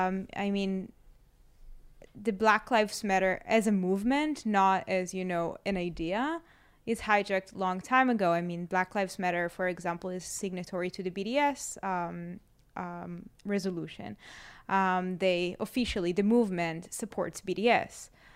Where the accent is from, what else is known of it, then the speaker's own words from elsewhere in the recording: Israel; they heard I'm from Israel and they started hugging me and like, you're the daughter of God